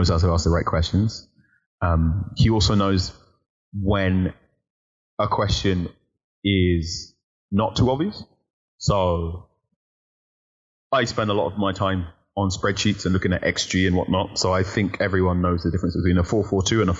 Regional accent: Ilford, London, United Kingdom; also born or lived in Leytonstone, London; And then I moved out to Ilford, which is borderline East London and Essex

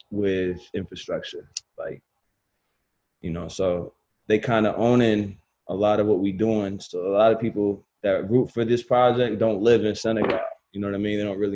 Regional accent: Nashua, New Hampshire, United States; moved away as an adult; also born or lived in Milford, New Hampshire; now in Los Angeles, United States; I was born in Nashua. My father's born in Dakar.

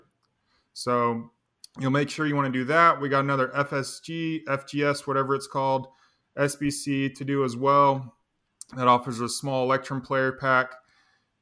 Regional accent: Wichita, Kansas, United States; my local news in Wichita, Kansas

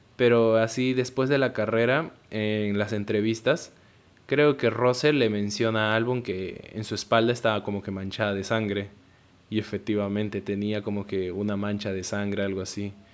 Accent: Peru; yo soy peruano

